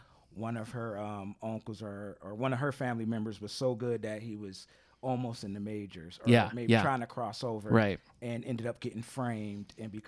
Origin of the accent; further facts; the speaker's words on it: Philadelphia, Pennsylvania, United States; I'm from Philadelphia.